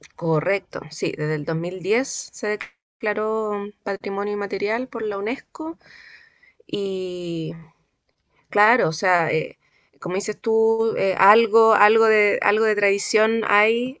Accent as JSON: {"language": "Spanish", "town": "Santiago", "region": "Santiago Metropolitan Region", "country": "Chile", "moved": "as an adult", "lives_now": "La Serena, Chile", "said": "yo no soy serenense, yo soy santiaguina pero llevo acá en la región, eh, de hecho este año cumplo diez, cumplí 10 años acá"}